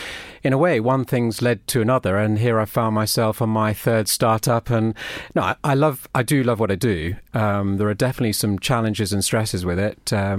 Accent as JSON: {"language": "English", "region": "Brussels", "country": "Belgium", "tie": "born or raised there", "said": "I've lived abroad nearly all my life. I grew up in Brussels, and my dad was working for a big, for the European division of a US publisher."}